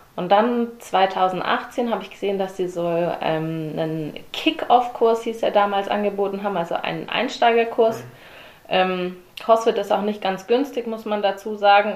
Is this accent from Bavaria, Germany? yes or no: no; Herrenberg, Baden-Württemberg, Germany; moved away as an adult; also born or lived in Darmstadt, Hesse; now in Stuttgart, Germany; seither bin ich Herrenbergerin, ging es in Kindergarten